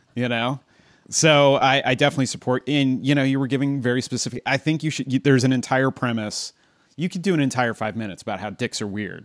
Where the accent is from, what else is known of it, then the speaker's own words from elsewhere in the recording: Southern California, United States; I'm from SoCal